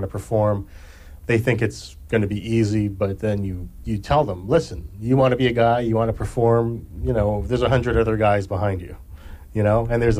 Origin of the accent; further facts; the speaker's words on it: Hawaii, United States; moved away; I'm from Hawaii originally